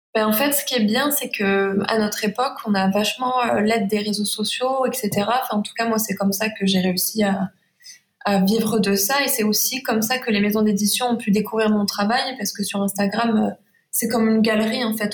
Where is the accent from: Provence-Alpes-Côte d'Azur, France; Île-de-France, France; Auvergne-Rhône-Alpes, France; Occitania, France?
Provence-Alpes-Côte d'Azur, France; Saint-Rémy-de-Provence; accent: Provençal, chantant; Je suis à Saint-Rémy de Provence, donc en Provence, c'est de là que vient mon accent